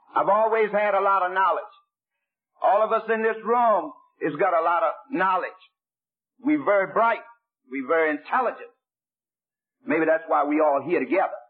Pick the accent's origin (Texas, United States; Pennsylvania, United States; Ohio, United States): Pennsylvania, United States; Pittsburgh; I was born in Pittsburgh, Pennsylvania